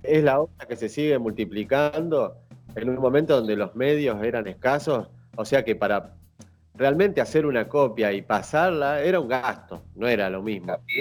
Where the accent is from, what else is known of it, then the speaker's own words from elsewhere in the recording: Sastre Ortiz, Santa Fe, Argentina; moved away as an adult; also born or lived in Brazil / Rio de Janeiro / Búzios; now in Fuerteventura, Spain; Yo soy del interior de Santa Fe de un pueblo de 5.000 habitantes